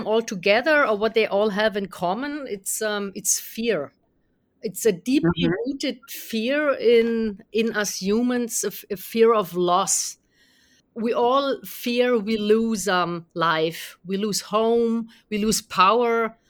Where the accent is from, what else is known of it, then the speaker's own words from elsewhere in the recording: Germany; being from Germany and having grown up in a generation that was